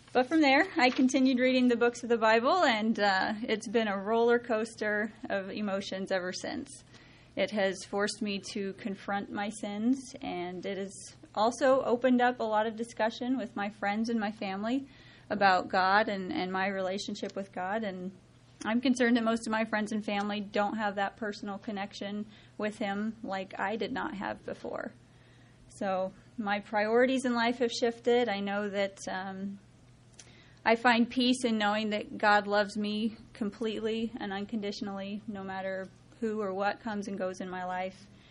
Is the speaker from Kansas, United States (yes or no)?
yes; Osborne, Kansas, United States; I grew up in Osborne, Kansas. It's a very small community, about four hours west of here.